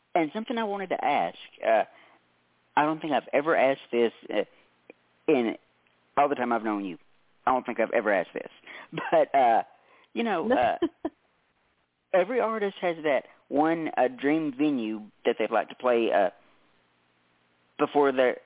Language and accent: English; West Tennessee, United States; I'm actually from West Tennessee, about 2.5 hours west of Nashville and about 2 hours east of Memphis.